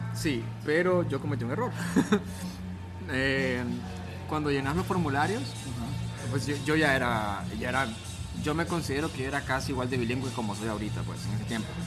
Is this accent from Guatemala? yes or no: no; Honduras; now in Miami, United States; Soy de Honduras